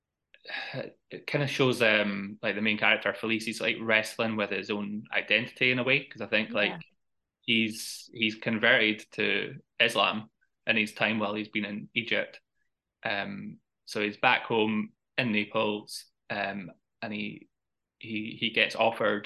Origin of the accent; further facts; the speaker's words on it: Edinburgh, Scotland, United Kingdom; a film set in my hometown